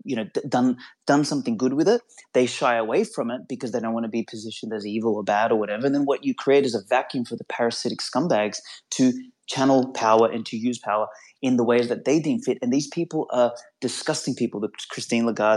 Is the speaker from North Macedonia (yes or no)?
yes; North Macedonia; moved away; I went back to Macedonia, my home country, a number of years ago